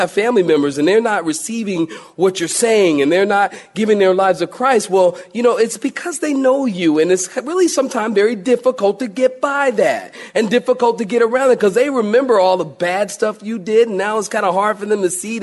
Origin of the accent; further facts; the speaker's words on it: Philadelphia, Pennsylvania, United States; moved away; I'm from Philly, I've told you, and you know, from time to time, I've gone home with my family